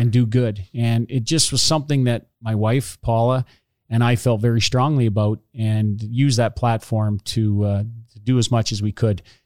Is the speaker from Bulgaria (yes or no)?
no; Hornepayne, Ontario, Canada; I grew up in Horn Payne